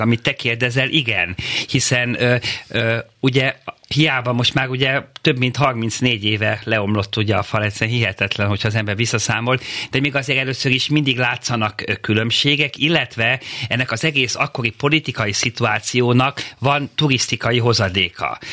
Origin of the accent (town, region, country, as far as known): Hungary